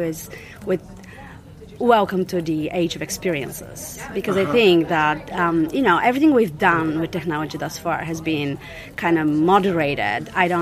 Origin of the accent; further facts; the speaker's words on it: Bulgaria; moved away; I was born in Bulgaria on the other side of the Berlin Wall. I was in my early teens when this event took place.